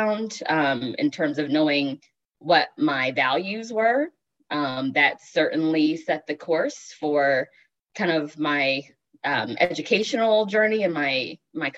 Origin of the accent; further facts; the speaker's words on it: Richmond, Virginia, United States; now in St. Louis, United States; I am originally from the Richmond area